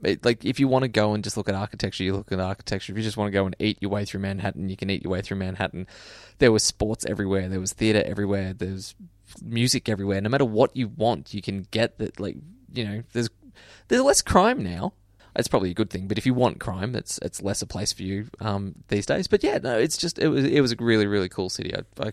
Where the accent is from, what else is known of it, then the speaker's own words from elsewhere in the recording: Australia; as an Australian